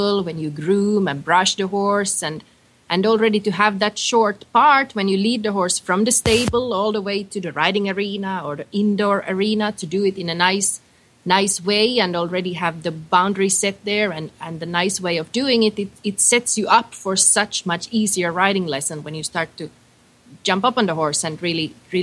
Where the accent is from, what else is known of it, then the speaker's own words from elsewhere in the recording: Finland; moved away; I'm originally from Finland